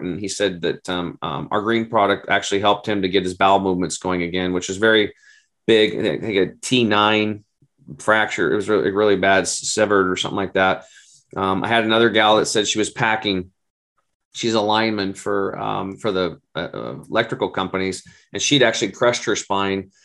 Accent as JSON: {"language": "English", "region": "Oregon", "country": "United States", "said": "it's an Oregon State University in my home state"}